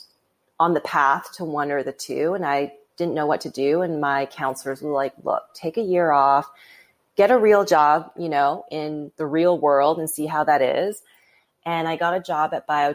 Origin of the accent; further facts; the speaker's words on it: Vancouver, British Columbia, Canada; now in United States; I grew up in Vancouver, Canada, you know, like it's a beautiful city